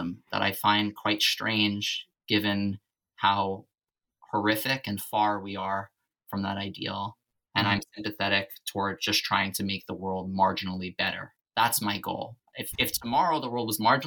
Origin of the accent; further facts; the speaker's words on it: New York City, New York, United States; growing up in Staten Island